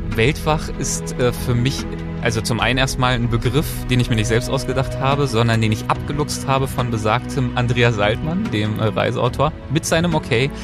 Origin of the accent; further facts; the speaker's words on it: Berlin, Germany; moved away as an adult; now in Los Angeles, United States; geboren und aufgewachsen und bis einschließlich Abitur habe ich meine Zeit in Berlin verbracht